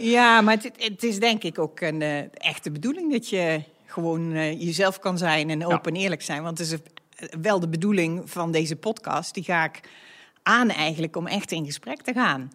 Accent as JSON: {"language": "Dutch", "region": "North Brabant", "country": "Netherlands", "moved": "yes", "lives_now": "The Hague, Netherlands", "said": "Ik ben een echte Brabantse. Ik heb over de hele wereld gewoond en gewerkt, maar ben nu neergestreken in Den Haag"}